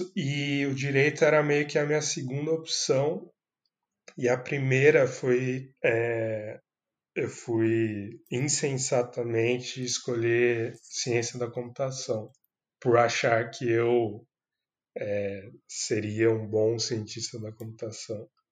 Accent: Campinas, São Paulo, Brazil; eu sou de Campinas, São Paulo

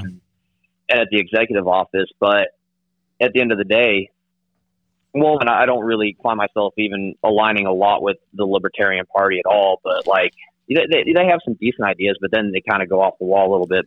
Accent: southeast Kansas, United States; now in Oklahoma, United States; I'm from uh, from southeast Kansas

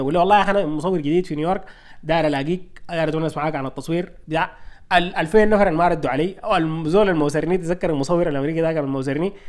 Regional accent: Sudan; moved away; نحن سودانيين

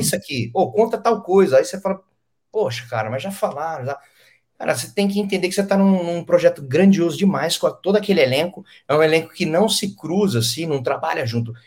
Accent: Penápolis, São Paulo, Brazil; moved away; eu sou de Penápolis, é de Rio Preto.

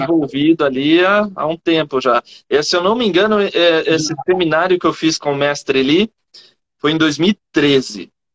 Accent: Campinas, São Paulo, Brazil; eu sou de Campinas

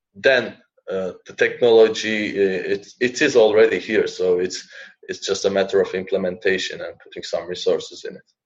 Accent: Turkey; moved away as an adult; also born or lived in Finland; now in Helsinki, Finland; So I have finished my bachelor's from my home country, Turkey. Then I uh, moved to Finland for a master's

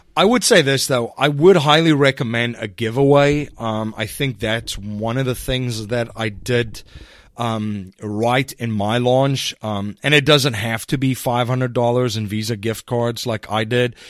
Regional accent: South Africa; now in United States; I'm originally from South Africa, and I live in the United States now

